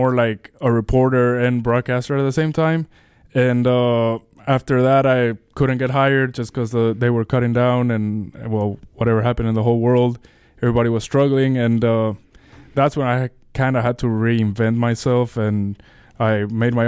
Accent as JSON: {"language": "English", "country": "Bolivia", "tie": "born or raised there", "also_born_or_lived": "Mississippi", "moved": "as an adult", "lives_now": "Hattiesburg, United States", "said": "I graduated 2019, went back to my home country"}